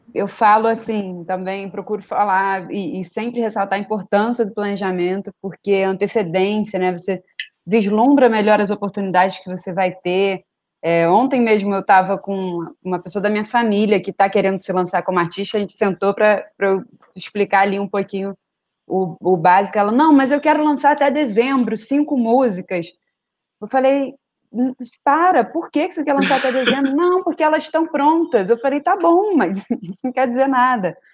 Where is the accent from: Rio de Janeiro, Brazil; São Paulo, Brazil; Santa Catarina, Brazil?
Rio de Janeiro, Brazil; Niterói; eu consigo ver quem de Niterói, que é minha terra